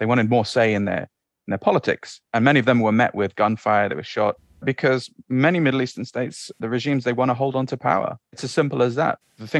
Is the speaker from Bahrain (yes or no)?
yes; Bahrain; also born or lived in Saudi Arabia; I grew up in the Middle East, right? So I grew up in the Gulf. When we were very young, my family moved to Saudi in about 1988, just before the first Gulf War, and moved to Bahrain afterwards.